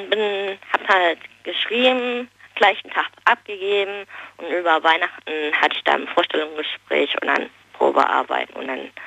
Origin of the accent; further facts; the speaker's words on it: Hesse, Germany; now in Stuttgart, Germany; Ich bin ja von Nordhessen, von der Nähe von Kassel nach Stuttgart gezogen.